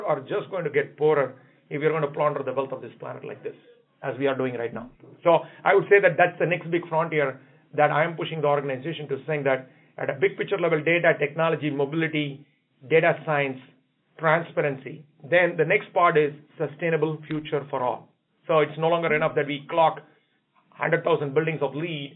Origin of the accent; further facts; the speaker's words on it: India; now in United States; I come from India